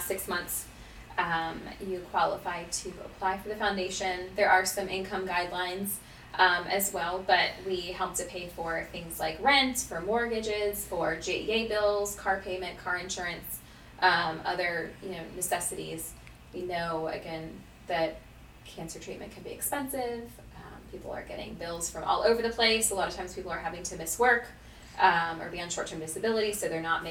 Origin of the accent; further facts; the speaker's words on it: Jacksonville, Florida, United States; I am actually born and raised in Jacksonville